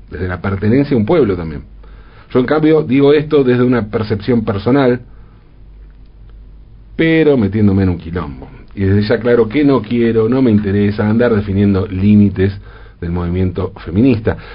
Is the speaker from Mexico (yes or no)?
no; Argentina; Y nos queda claro porque, como argentinos, sabemos a qué se refiere con eso de ser como el peronismo.